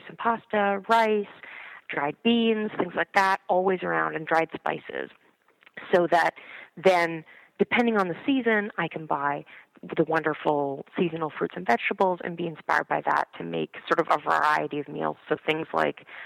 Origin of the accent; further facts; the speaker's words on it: Canada; moved away as an adult; now in New York City, United States; I grew up in Canada, and I moved to New York City about 4 years ago